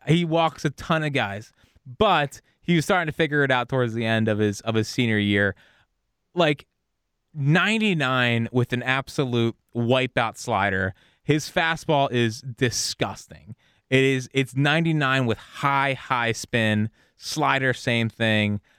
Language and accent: English; Philadelphia, Pennsylvania, United States; I'm from Philly